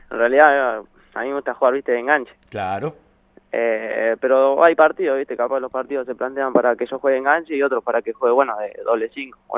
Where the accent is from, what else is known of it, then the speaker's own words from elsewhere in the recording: Tandil, Buenos Aires Province, Argentina; Nada, eh, bueno, yo soy de Tandil, ¿viste? Y hubo una prueba acá, en Tandil, en el 2016